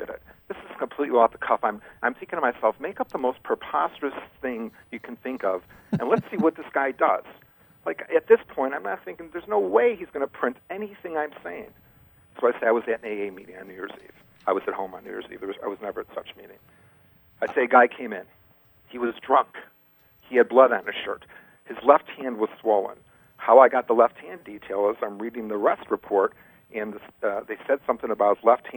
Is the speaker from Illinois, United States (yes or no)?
yes; Chicago, Illinois, United States; moved away as an adult; now in Las Vegas, United States; I've been in Vegas for 20 years. I'm from Chicago.